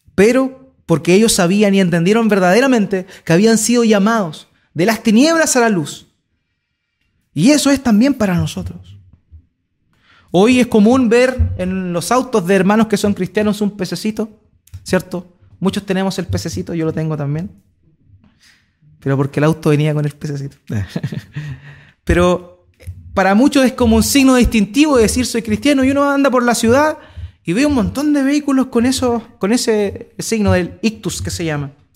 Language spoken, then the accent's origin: Spanish; Chile; Ya no somos chilenos